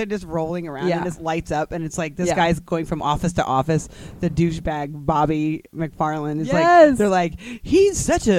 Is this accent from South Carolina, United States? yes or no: yes; South Carolina, United States; and I'm not Indian. And I was raised and born and raised in South Carolina. That's all I know.